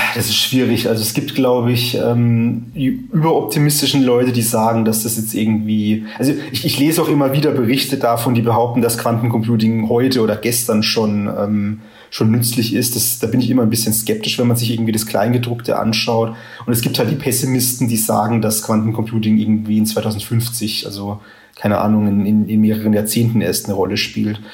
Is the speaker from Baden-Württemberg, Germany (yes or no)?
yes; Karlsruhe, Baden-Württemberg, Germany; Karlsruhe meiner Heimatstadt